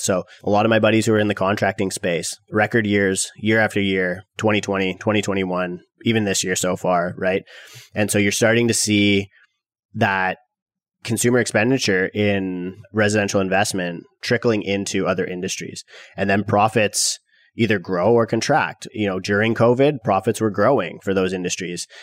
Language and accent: English; Canada; millennial Canadian real estate investors